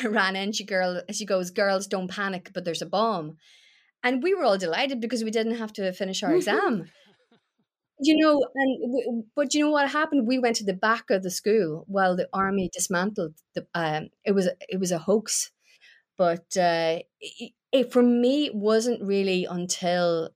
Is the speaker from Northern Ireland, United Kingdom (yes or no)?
yes; Newry, Northern Ireland, United Kingdom; I grew up in Newry